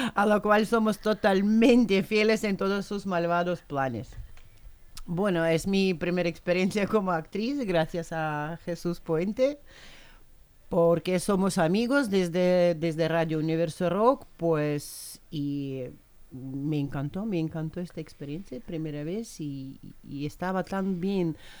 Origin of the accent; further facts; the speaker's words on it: Russia; moved away; soy rusa de nacimiento